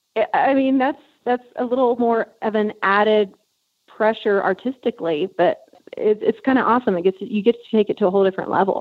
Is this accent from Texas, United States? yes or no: yes; South Texas, United States; where I grew up in South Texas